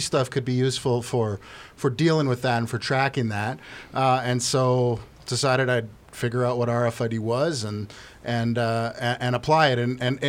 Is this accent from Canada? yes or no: yes; Alberta, Canada; moved away as an adult; now in Tucson, United States; where I grew up, a province in Canada called Alberta, it's in Western Canada, a lot of industry there, a lot of oil, logging, all that kind of thing, mostly oil, quite frankly.